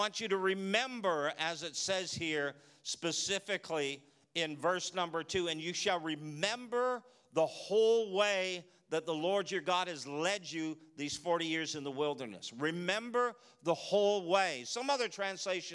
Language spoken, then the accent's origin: English; Canada; moved away; Coming from Canada, you know, we're bilingual